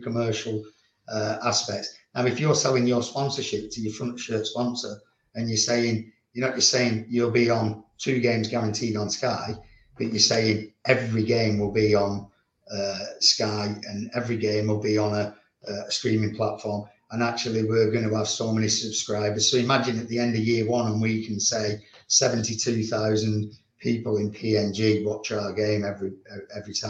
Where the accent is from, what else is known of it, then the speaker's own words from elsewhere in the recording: Leigh, North West England, United Kingdom; I'm Lee through and through